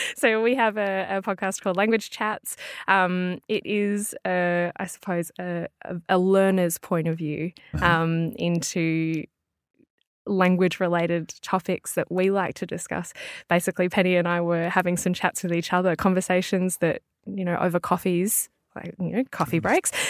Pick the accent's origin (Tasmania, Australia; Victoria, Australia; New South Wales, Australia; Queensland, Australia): Victoria, Australia; Melbourne; I'm from Melbourne, which is right down south.